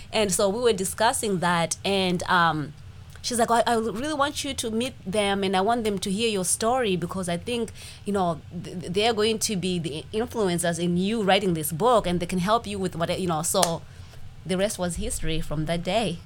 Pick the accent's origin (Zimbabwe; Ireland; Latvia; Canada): Zimbabwe; moved away as an adult; now in United States; I'm from Zimbabwe. That's why I have this accent